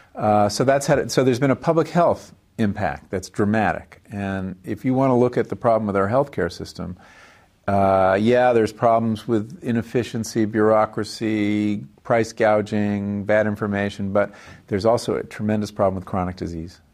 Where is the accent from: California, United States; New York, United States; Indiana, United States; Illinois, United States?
New York, United States; Woodbury; also born or lived in Hempstead, New York / Farmingdale, New York; I was born on Long Island, uh, in the town of Hempstead, and grew up first five years in Farmingdale on the South Shore, and then in, uh, a town called Woodbury on the North Shore